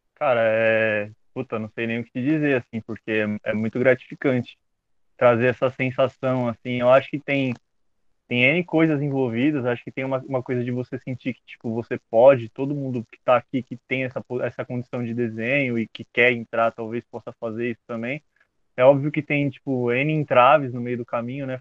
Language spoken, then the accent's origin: Portuguese; Brazil; eu sou brasileiro.